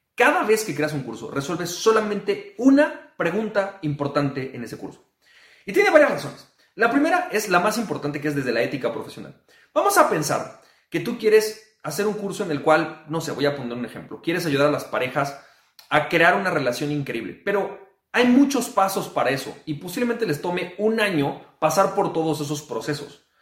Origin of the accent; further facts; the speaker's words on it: Mexico; yo como mexicano